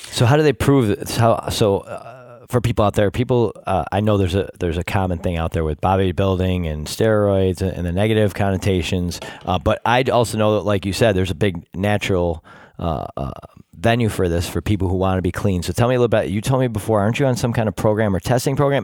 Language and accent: English; Rochester, New York, United States; born or raised there